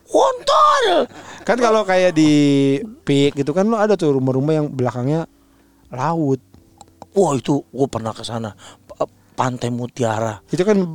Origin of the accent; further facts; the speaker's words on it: Bekasi, West Java, Indonesia; tapi kalau langsung enggak kayaknya karena emang dari kecil kan di Bekasi.